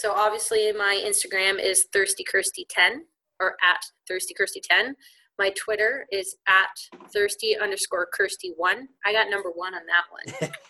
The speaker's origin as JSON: {"language": "English", "town": "Liverpool", "region": "North West England", "country": "United Kingdom", "accent": "Scouse", "said": "No, I'm from Liverpool area, so I'm Scouse."}